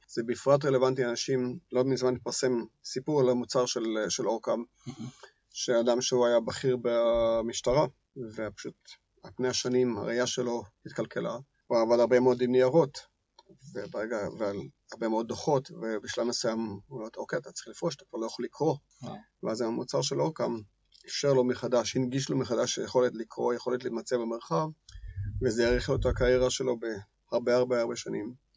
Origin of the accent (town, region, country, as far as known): Israel